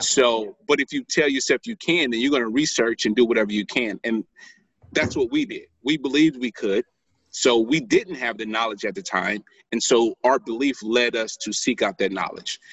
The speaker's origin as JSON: {"language": "English", "town": "St. Louis", "region": "Missouri", "country": "United States", "said": "I'm from St. Louis, Missouri"}